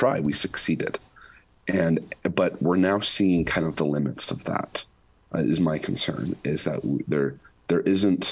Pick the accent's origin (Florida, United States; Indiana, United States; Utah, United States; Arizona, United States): Utah, United States; my home state of Utah